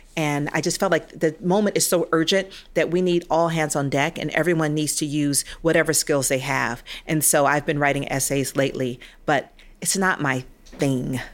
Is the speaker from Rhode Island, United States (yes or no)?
no; Atlanta, Georgia, United States; also born or lived in Nigeria; I grew up in Atlanta, hometown of Martin Luther King